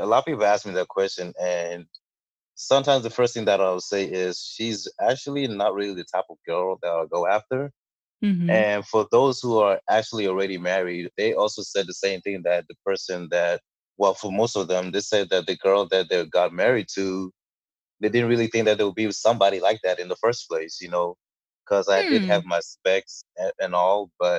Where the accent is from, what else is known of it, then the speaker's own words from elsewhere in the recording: Botswana; also born or lived in Ghana; now in United States; Well, I'm from Ghana. I was originally born in Ghana and my family migrated over to Botswana where I grew up for about 10 years before going back to Ghana again for a couple of years and then finally moving over to the United States.